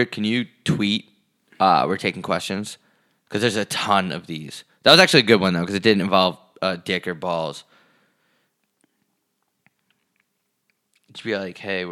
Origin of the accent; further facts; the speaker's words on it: New York, United States; now in Arizona, United States; I'm really proud to be from New York